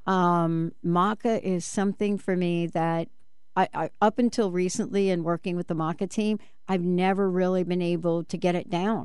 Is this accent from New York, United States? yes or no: yes; New York City, New York, United States; growing up in the Bronx, you smelled like olive oil twenty-four seven.